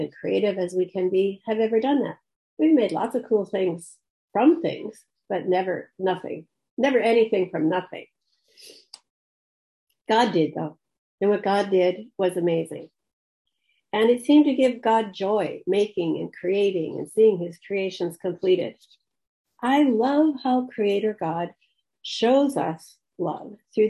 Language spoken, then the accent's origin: English; Minneapolis, Minnesota, United States; moved away as an adult; also born or lived in Camrose, Alberta / Mission, British Columbia; now in Canada; I was born in Minneapolis, Minnesota. I'm now a dual citizen. I went to college in Minneapolis studying psychology and art.